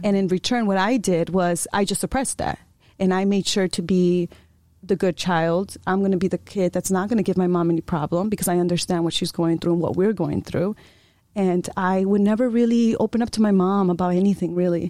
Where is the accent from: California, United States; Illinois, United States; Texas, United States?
Illinois, United States; Chicago; first language Spanish; English is a second language; moved away; also born or lived in Iowa; I, I was born and raised in Chicago